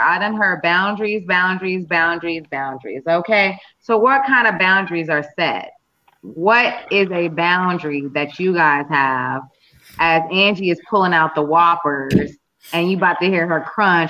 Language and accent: English; United States; also born or lived in North Carolina / New Jersey; I grew up in North Carolina and New Jersey.